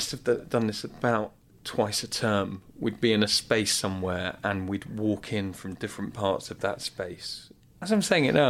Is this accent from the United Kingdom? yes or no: yes; Wellington, England, United Kingdom; I'm still from Wellington City.